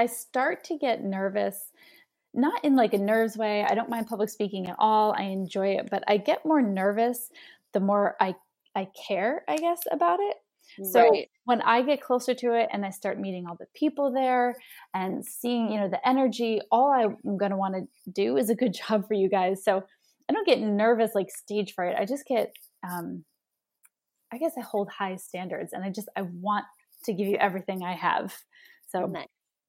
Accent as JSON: {"language": "English", "region": "New Jersey", "country": "United States", "tie": "born or raised there", "said": "I am born and raised in New Jersey, and I've worked on my accent."}